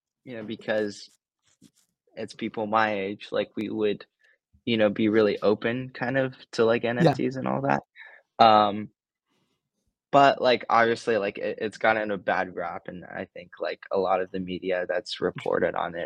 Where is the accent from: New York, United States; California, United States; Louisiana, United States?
California, United States; Los Angeles; I grew up in LA for most of my life, so this is kind of like, you know, my hometown.